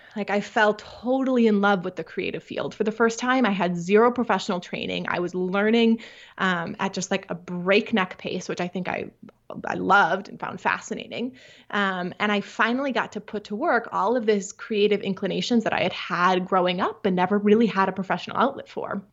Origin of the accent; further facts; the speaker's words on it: Midwest, United States; I grew up in the Midwest